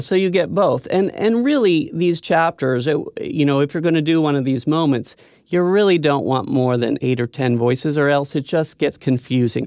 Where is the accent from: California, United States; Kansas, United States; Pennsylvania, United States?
California, United States; Silicon Valley; I grew up in Silicon Valley